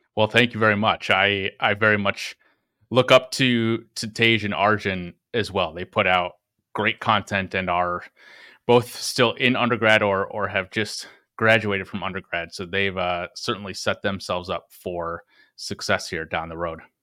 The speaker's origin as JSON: {"language": "English", "town": "Green Bay", "region": "Wisconsin", "country": "United States", "tie": "born or raised there", "said": "I grew up in Green Bay, Wisconsin"}